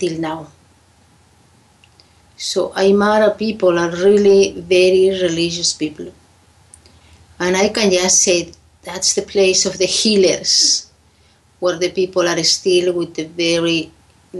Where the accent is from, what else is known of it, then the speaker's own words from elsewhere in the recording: Lake Titicaca, Puno, Peru; English is a second language; from where I come is the High Andes, the Lake Titicaca. I grew up there. I born there.